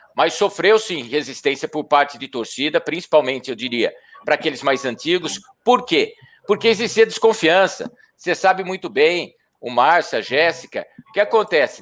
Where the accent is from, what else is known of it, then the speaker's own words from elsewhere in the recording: Bragança Paulista, São Paulo, Brazil; moved away as an adult; Eu sou nascido em Bragança Paulista, trabalhei por muitos anos na Rádio Bandeirantes em São Paulo